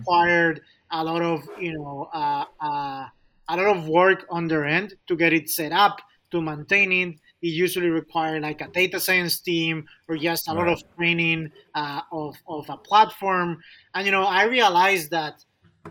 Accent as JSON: {"language": "English", "country": "Spain", "also_born_or_lived": "Chicago", "moved": "as an adult", "lives_now": "United States", "said": "I'm originally from Spain"}